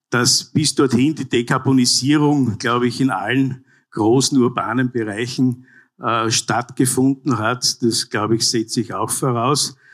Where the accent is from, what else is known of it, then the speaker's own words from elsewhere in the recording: Graz, Styria, Austria; Graz zum Beispiel, ich komme aus der Landeshauptstadt, äh, wächst dynamisch wie noch nie.